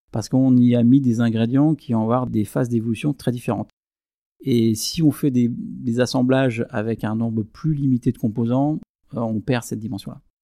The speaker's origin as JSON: {"language": "French", "town": "Aÿ", "region": "Grand Est", "country": "France", "tie": "born or raised there", "said": "Je suis un enfant du vignoble champenois, je suis né à Ailly, dans une famille de vignerons"}